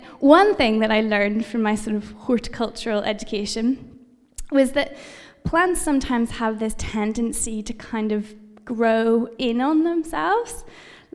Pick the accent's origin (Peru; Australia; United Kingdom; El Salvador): United Kingdom; I'm British